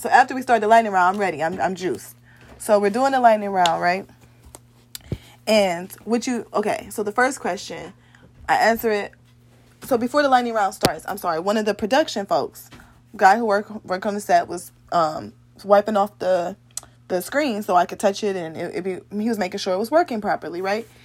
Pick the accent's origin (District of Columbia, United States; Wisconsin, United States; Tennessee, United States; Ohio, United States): Ohio, United States; I am from Ohio